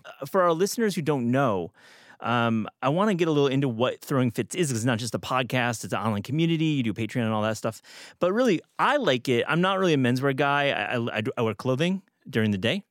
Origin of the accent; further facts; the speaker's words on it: Michigan, United States; moved away; I'm from Michigan